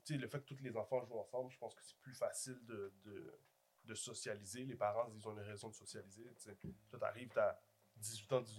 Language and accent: French; Montreal, Quebec, Canada; also born or lived in Haiti (ancestry); moi, quand j'ai grandi à Rivière-de-Prairie, on se connaissait tous.